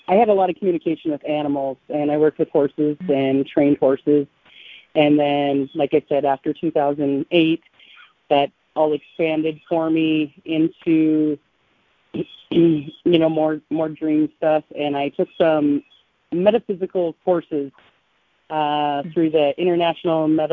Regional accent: southeastern Montana, United States; I am from southeastern Montana.

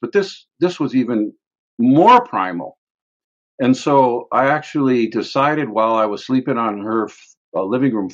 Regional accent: Grey Cloud Island, Minnesota, United States; moved away as an adult; now in Hilo, United States; I grew up on Gray Cloud Island in Minnesota

